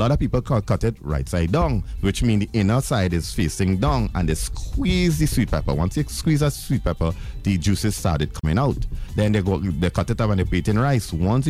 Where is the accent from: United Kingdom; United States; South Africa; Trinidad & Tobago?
Trinidad & Tobago; remember, I came from Trinidad without any kind of nobody knowing me.